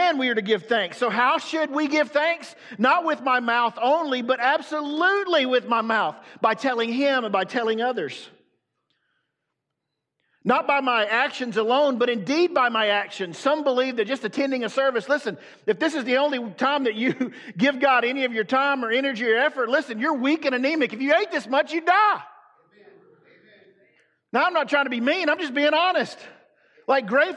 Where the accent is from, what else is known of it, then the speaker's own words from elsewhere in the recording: the South, United States; I'm from the South.